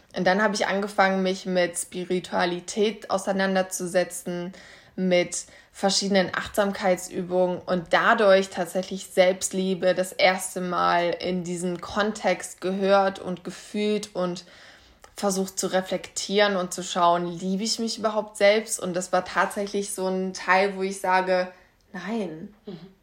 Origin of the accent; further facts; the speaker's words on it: Kassel, Hesse, Germany; Ich bin jetzt 25, ich komme aus Kassel